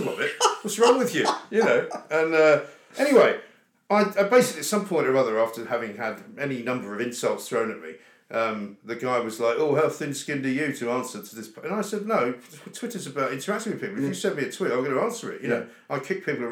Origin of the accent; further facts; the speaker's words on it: England, United Kingdom; we don't know what being English is all about